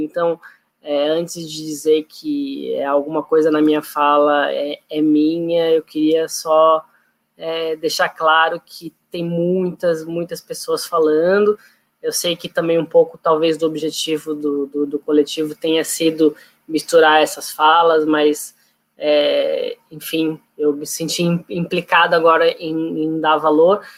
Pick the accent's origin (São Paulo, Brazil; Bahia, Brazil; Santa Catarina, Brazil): Santa Catarina, Brazil; Florianópolis; eu sou de Florianópolis